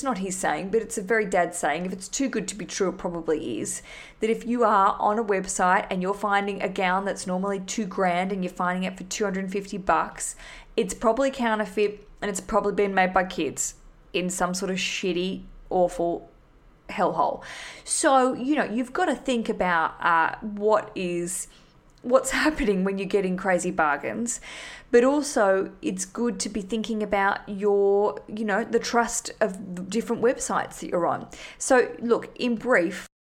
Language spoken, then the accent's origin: English; Australia; now in London, United Kingdom; I'm Australian.